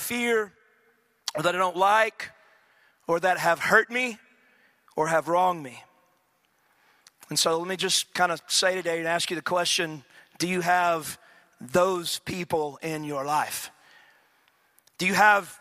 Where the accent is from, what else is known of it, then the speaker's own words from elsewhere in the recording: East Texas, United States; I grew up in East Texas